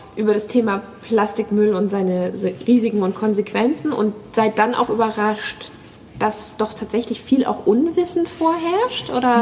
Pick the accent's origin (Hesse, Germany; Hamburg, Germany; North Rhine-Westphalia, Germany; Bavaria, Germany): Hamburg, Germany; ich komme aus Hamburg